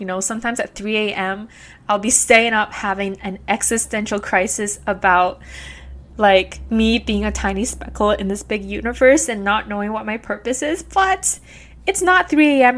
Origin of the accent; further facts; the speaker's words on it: Vancouver, British Columbia, Canada; also born or lived in Guangzhou, China / Beijing, China; I immigrated to Canada here with my parents when I was two years old, and I've been growing up and living in East Vancouver ever since